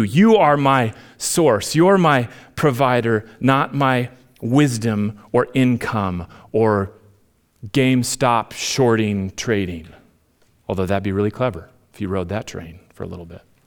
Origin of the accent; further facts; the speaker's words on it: Minnesota, United States; moved away; I'm, I'm Minnesotan at heart